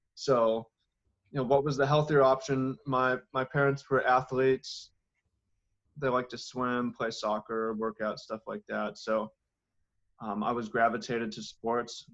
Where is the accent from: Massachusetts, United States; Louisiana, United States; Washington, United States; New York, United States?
Washington, United States; Seattle; I grew up in Seattle, and it was a bit rough for me